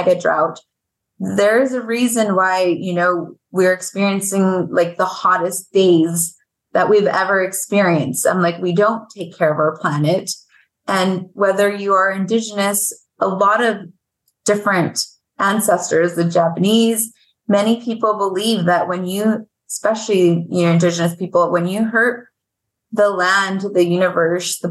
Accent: Veracruz, Mexico; now in Arizona, United States; My grandmother is, you know, 100% indigenous woman of Veracruz, which is where I'm from

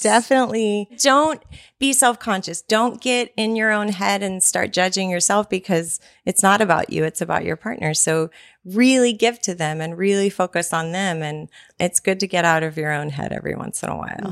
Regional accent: Texas, United States; I am a Texan

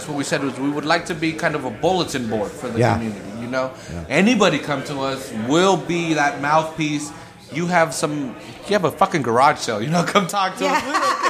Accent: Salinas, California, United States; I'm from Los Coches.

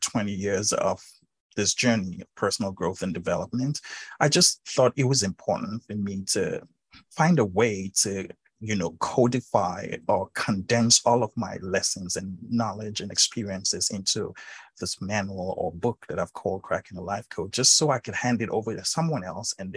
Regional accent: Nigeria; being born and raised in Africa, Nigeria specifically

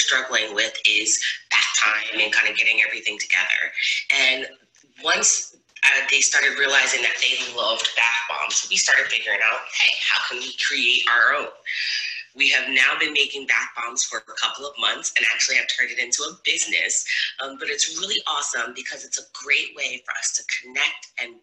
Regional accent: New Jersey, United States; I'm from New Jersey

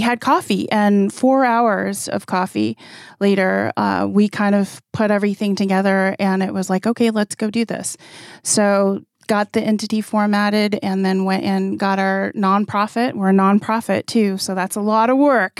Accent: Arizona, United States; I'm a Navajo from the Navajo Reservation. I grew up on the Navajo Reservation.

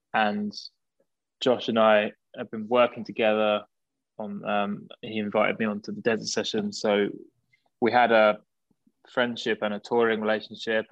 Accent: near Brighton, South East England, United Kingdom; We grew up around this kind of whole, seaside area, really

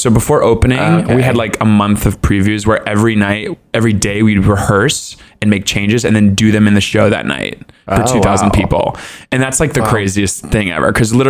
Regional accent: Southern United States, United States; cause I'm from the South. You just like talk about people behind their backs.

